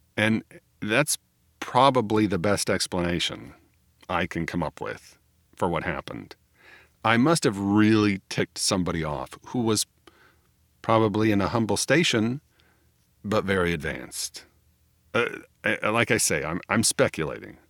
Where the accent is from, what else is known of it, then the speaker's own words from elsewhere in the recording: United States; I am an American